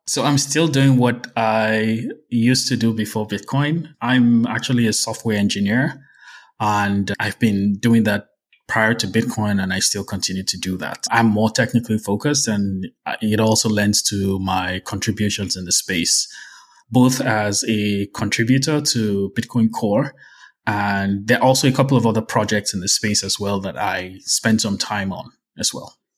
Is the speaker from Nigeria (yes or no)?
yes; Nigeria; as a Nigerian